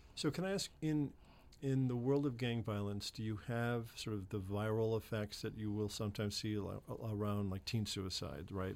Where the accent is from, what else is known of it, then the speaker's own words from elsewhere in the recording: Chicago, Illinois, United States; moved away; I'm from Chicago